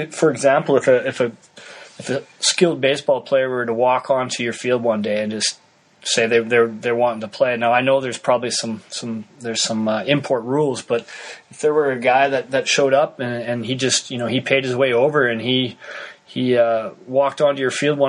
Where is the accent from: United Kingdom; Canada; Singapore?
Canada; I'm Canadian